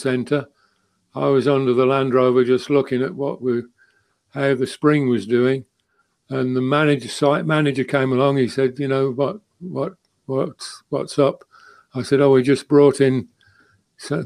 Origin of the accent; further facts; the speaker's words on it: United Kingdom; being British